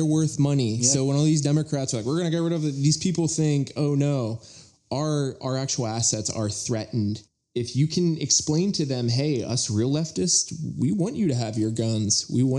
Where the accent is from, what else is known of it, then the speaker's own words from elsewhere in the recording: Western Pennsylvania, United States; I grew up in Western PA